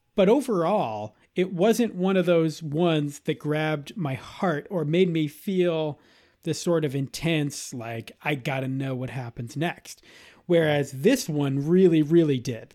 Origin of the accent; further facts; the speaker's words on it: Boston, Massachusetts, United States; am a born and bred Bostonian